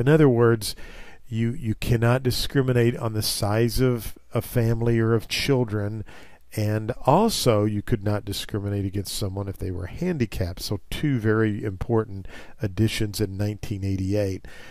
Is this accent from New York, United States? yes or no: no; Missouri, United States; as a young child in my hometown in Missouri